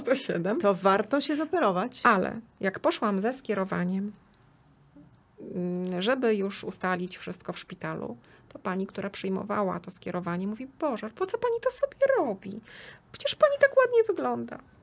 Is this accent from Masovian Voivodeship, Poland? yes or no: yes; Płock, Masovian Voivodeship, Poland; pochodzę z Płocka